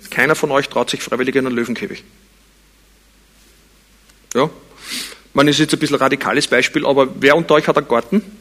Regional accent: Vienna, Austria; Ich bin in Wien geboren und aufgewachsen, aber es war nicht Absicht.

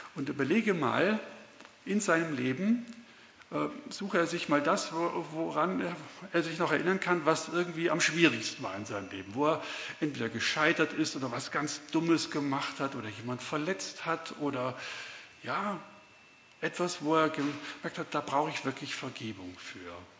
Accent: Swabia, Germany; accent: Swabian; now in Puchheim, Germany; ich bin Deutscher, hört man wahrscheinlich auch ganz gut. bin aber die meiste Zeit im Schwabenland aufgewachsen, also ich kann auch Schwäbisch Schwätzer

